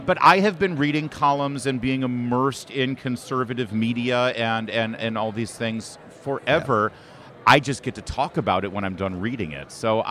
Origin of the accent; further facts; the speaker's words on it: Plymouth, Michigan, United States; moved away; also born or lived in Detroit, Michigan; You know, I'm a Michigan guy. I was born in Detroit, grew up in Plymouth, right by Livonia